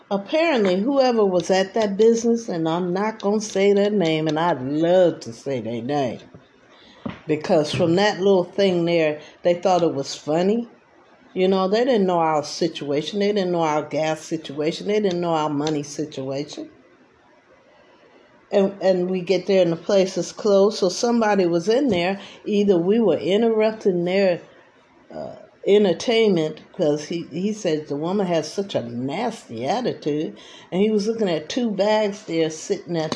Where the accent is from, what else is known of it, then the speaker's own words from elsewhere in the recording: East Coast, United States; I'm from the East Coast.